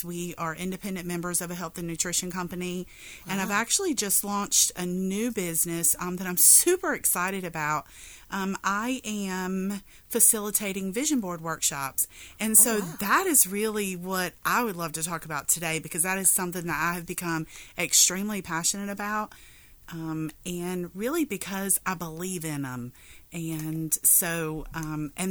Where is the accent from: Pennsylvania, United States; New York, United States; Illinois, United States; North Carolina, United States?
North Carolina, United States; Kinston; now in Norfolk, United States; I am actually from Kinston, North Carolina, which is a very small town in eastern North Carolina. But I've actually lived in Norfolk, Virginia for almost 29 years